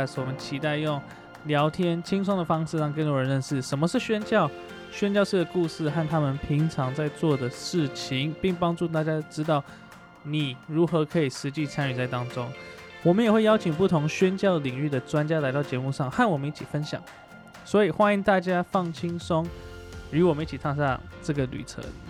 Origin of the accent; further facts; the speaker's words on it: Taiwan; also born or lived in United States; 我小时候是在我出生大概一个月，不是一年多，我们家就搬到美国。